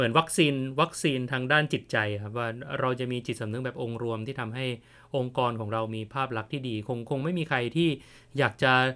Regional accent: Thailand; ผมเป็นคนไทย

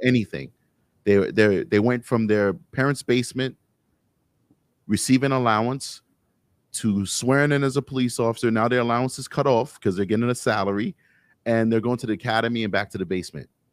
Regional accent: New York City, New York, United States; Growing up in Harlem, 'cause I'm from New York City, when I grew up in Harlem

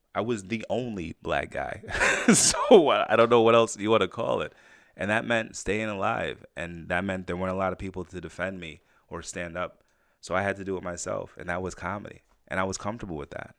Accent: Saratoga Springs, New York, United States; also born or lived in Jamaica; When I grew up in Saratoga, I was one of the only black kids in the area.

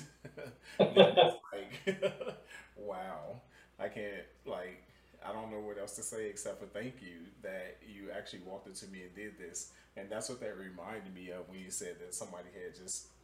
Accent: Chicago, Illinois, United States; moved away; I'm originally from Chicago

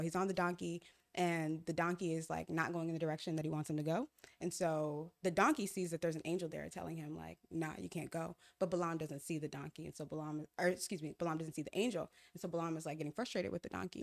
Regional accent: Ghana; moved away; I'm from Ghana, so my mom left to Ghana

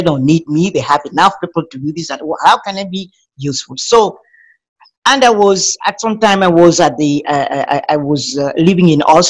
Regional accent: Cameroon; I was born in Cameroon. I started in an upscale family. My father was a minister of finance at that time

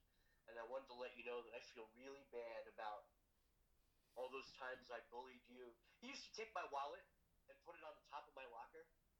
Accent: Long Island, New York, United States; I'm from Long Island.

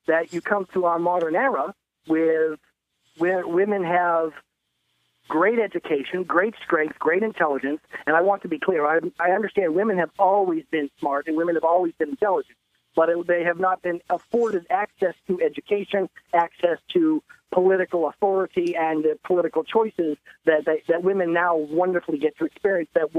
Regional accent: Portland, Maine, United States; I'm from the other Portland, I'm from Maine

